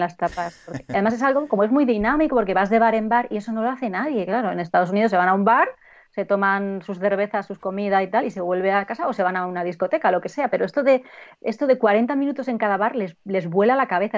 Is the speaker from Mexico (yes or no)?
no; Spain; el amor que tenemos los españoles por la comida